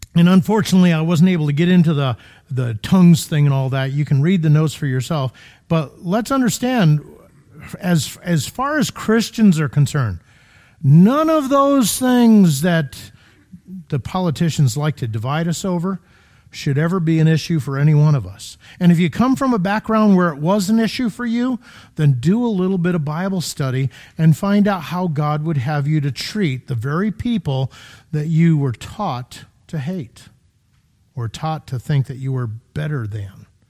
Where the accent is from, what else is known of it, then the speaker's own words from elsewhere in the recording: Connecticut, United States; now in Illinois, United States; I'm from Connecticut, Florida